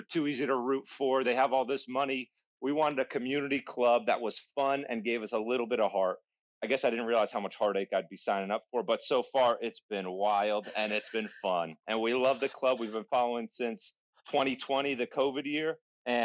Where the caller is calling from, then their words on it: Virginia, United States; From Virginia, all the way from the States.